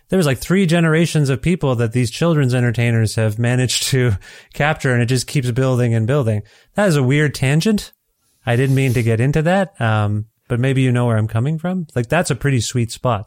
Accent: Canada; as a Canadian

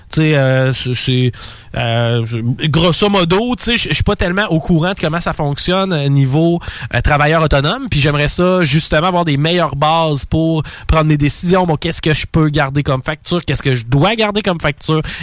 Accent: France; je, pourrais être, comme on dit euh, par chez nous en France, je pourrais être dans la marde.

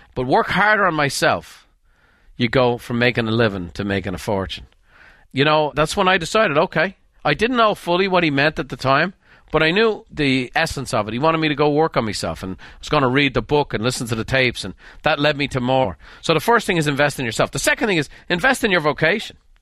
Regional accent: Dublin, Leinster, Ireland; moved away as an adult; now in United States; I grew up in Dublin.

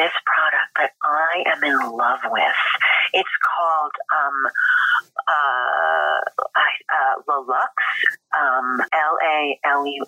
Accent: Philadelphia, Pennsylvania, United States; also born or lived in New York City; now in Los Angeles, United States; I'm from Philly

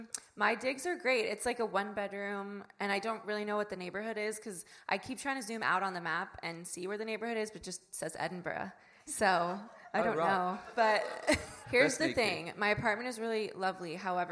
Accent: Melbourne, Victoria, Australia; from Melbourne, Australia.

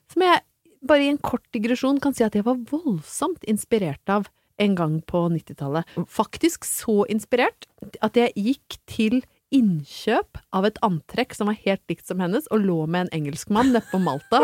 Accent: Brøttum, Innlandet, Norway; Jeg er fra Brøttum

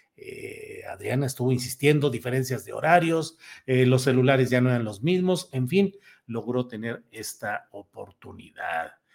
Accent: Torreón, Coahuila, Mexico; moved away; mi querida ciudad natal

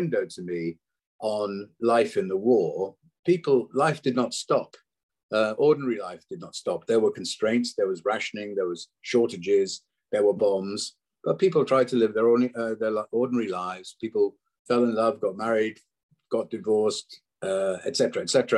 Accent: Wales, United Kingdom; I'm Welsh originally

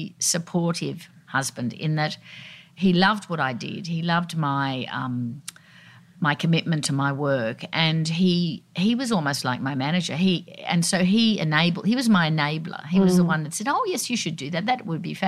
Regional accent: Sydney, New South Wales, Australia; I grew up down at Balmoral Beach

